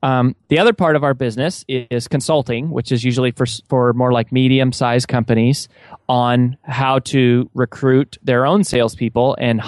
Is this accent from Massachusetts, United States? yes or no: no; Colorado, United States; now in Nashville, United States; And I grew up in Colorado, was raised by a single mom who sold Mary Kay Cosmetics